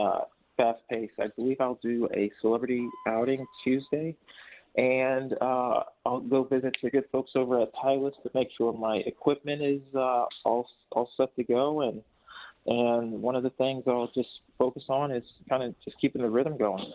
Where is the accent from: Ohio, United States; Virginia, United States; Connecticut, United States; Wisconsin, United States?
Ohio, United States; Columbus; I'm from Columbus, Ohio